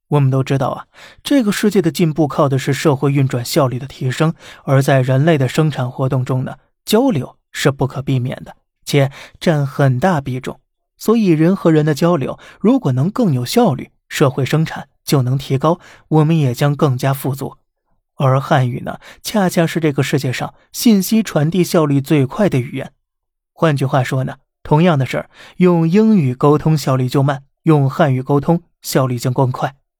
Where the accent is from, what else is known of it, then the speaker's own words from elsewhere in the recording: China; 咱是中国人